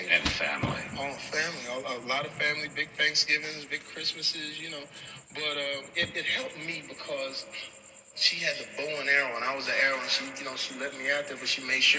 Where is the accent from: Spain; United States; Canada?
United States; Terrell, Texas; I was born in Terrell, Texas. Where is Terrell? Big metropolis, right outside of Dallas, Texas. About 12,000 people, six yes. stoplights, uh, everybody knew your name.